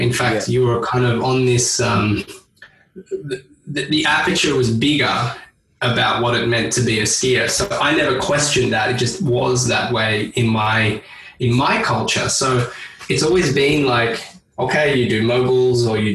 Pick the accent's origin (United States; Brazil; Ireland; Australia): Australia; being Australian